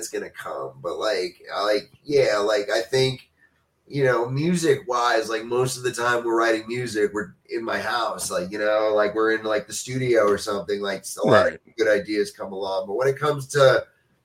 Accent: New York, United States; as a New Yorker

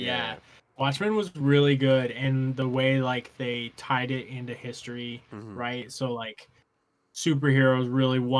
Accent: Willamette Valley, Oregon, United States; I was born in Oregon, but my parents were in the military, so we moved around a lot when I was a kid, and then we settled back down in Oregon probably when I was like 5 or 6

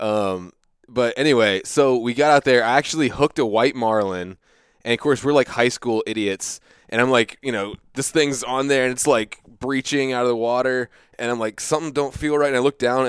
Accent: United States; I grew up in the Chesapeake Bay

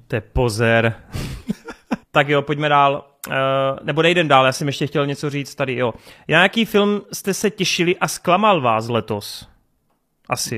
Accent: Czechia; jako Čech

